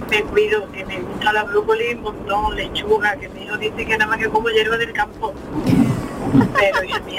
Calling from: Huelva, Andalusia, Spain; Buenas tardes, soy … de Huelva.

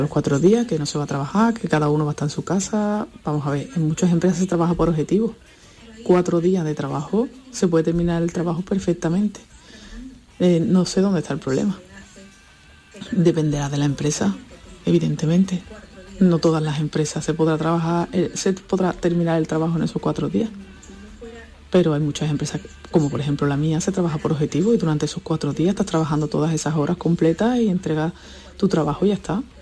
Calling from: Seville, Andalusia, Spain; Eh, buenos días, Jesús, …, eh … de Sevilla.

